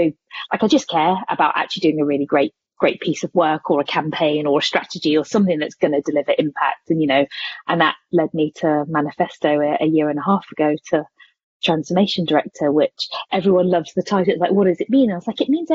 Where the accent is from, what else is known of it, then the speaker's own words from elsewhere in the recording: Corby, East Midlands, United Kingdom; I started life as a volunteer youth worker in my hometown, Corby